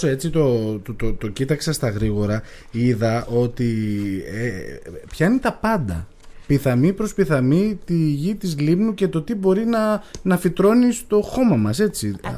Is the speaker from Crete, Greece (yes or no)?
no; Agios Dimitrios, North Aegean, Greece; είμαι και από τον Αγιο Δημήτρη και εκεί τα μπέλια έχουν πρωταρχικό ρόλο